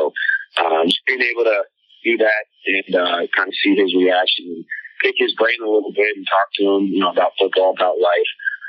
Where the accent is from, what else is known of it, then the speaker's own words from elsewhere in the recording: Colorado, United States; And just growing up in Colorado near the Air Force Base, I had a lot of friends who had military fathers and military mothers.